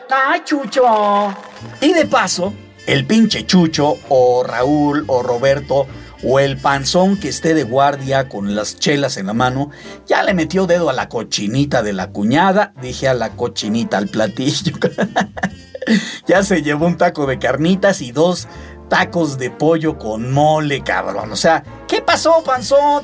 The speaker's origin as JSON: {"language": "Spanish", "country": "Mexico", "said": "mis tradiciones muy mexicanas"}